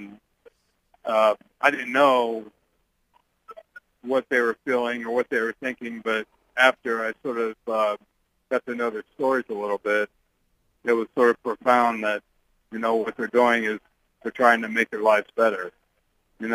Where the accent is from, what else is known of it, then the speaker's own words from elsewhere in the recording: Statesville, Ohio, United States; moved away; my hometown of Statesville, Ohio, where I grew up